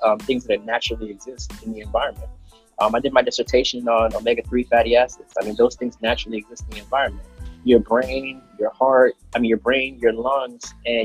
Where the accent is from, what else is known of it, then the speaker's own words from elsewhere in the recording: Jamaica; I'm Jamaican